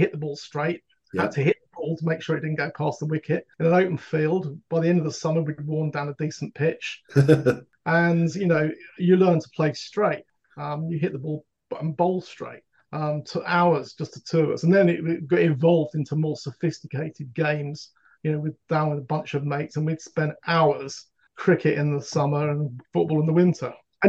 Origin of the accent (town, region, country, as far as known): Wolverhampton, West Midlands, United Kingdom; born or raised there; moved away as an adult